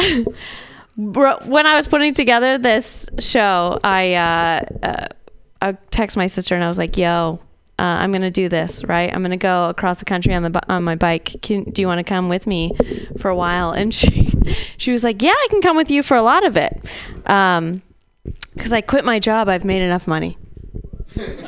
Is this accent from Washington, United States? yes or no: no; Michigan, United States; moved away; I'm from Michigan originally.